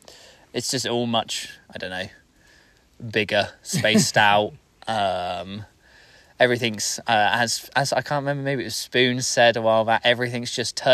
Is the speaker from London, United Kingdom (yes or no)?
no; South West England, United Kingdom; moved away as an adult; also born or lived in Bristol; I'm from the UK, England, southwest specifically. Spent most of my life down there in a nice little bubble down on the coast, pretty much. I left Bristol, which is a city down there